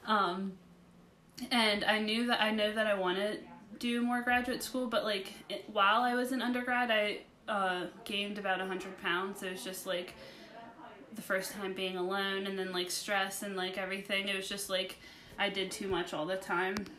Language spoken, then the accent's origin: English; West Virginia, United States; I'm from West Virginia